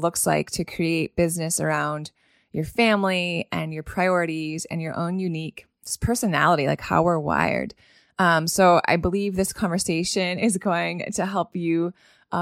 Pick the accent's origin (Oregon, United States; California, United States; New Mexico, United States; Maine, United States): Maine, United States; US border near Edmundston, New Brunswick; now in Miami, United States; I actually grew up on the border of Edmonton, New Brunswick. So I am not Canadian, but I grew up right on the border